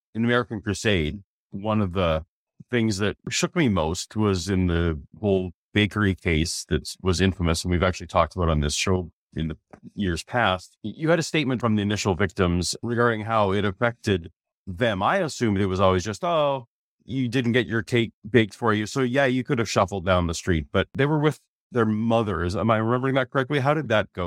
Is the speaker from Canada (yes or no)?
yes; Canada; the Canadian